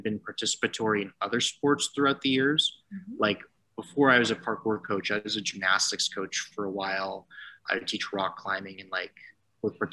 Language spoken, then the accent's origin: English; Toronto, Ontario, Canada; also born or lived in Waterloo; I grew up in Toronto originally, and I came out to Waterloo for school